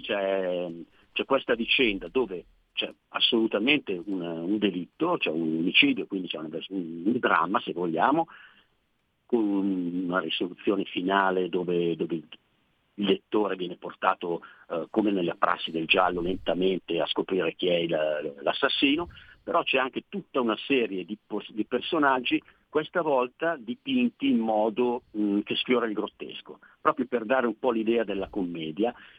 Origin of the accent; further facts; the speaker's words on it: province of Pavia, Lombardy, Italy; nella provincia di Pavia dove, dove vivo, dove sono nato